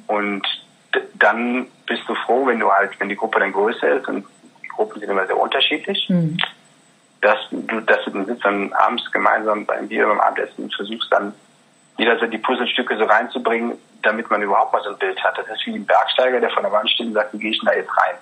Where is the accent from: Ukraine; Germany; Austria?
Germany; North Rhine-Westphalia; also born or lived in Regensburg area, Bavaria; now in near Regensburg, Germany; ich bin in Nordrhein-Westfalen groß geworden.